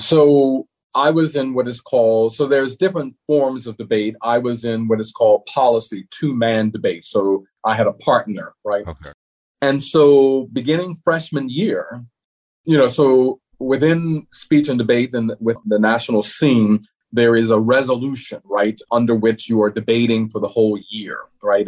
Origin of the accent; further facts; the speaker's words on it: New Orleans, Louisiana, United States; moved away as an adult; I was born in New Orleans. And so I grew up in New Orleans and remained there through my undergraduate years